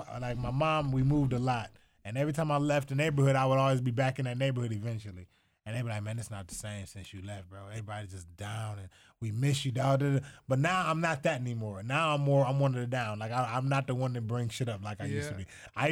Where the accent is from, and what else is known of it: Toledo, Ohio, United States